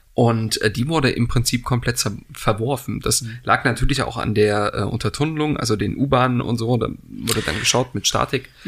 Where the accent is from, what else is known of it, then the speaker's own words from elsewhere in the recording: East Germany, Germany; als Ostdeutscher